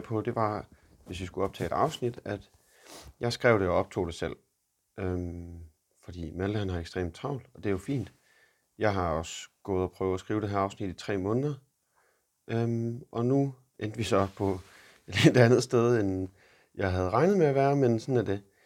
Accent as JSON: {"language": "Danish", "country": "Denmark", "moved": "as an adult", "lives_now": "Boston, United States"}